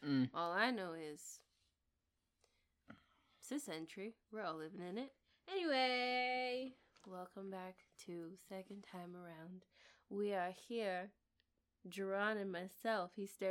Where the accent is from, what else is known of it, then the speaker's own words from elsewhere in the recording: the South, United States; Y'all can tell, I'm from the South.